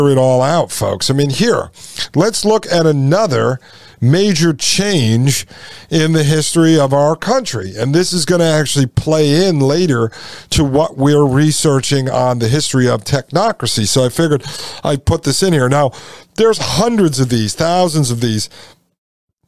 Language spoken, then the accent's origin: English; New Haven, Connecticut, United States; I grew up in and around New Haven, Connecticut.